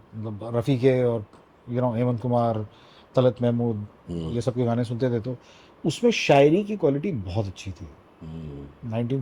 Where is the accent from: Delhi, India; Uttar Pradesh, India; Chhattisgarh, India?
Chhattisgarh, India; Raipur; मैं रायपुर में पला बढ़ा हूँ mm-hmm. छत्तीसगढ़ में